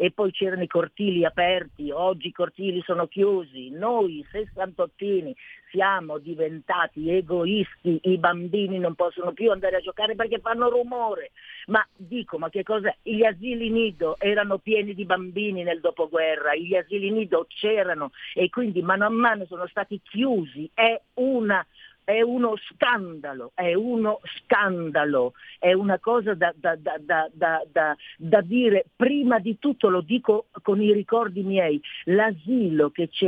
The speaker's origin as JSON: {"language": "Italian", "town": "Milan", "region": "Lombardy", "country": "Italy", "tie": "born or raised there", "said": "io dico che ho passato un'infanzia felicissima, io sono del Corvetto, i bambini erano curati, mai lasciati soli"}